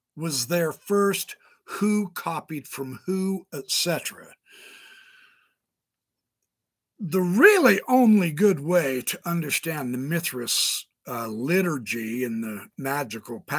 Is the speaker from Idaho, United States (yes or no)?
yes; Idaho, United States; I'm from Idaho